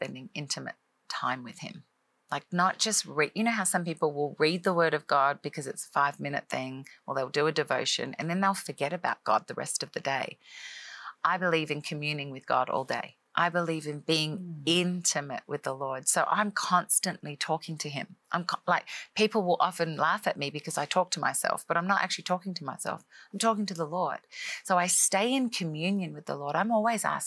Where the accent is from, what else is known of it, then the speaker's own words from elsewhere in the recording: Australia; moved away as an adult; now in Nashville, United States; I'm an Australian girl living in America. Grew up in Australia, obviously most of my life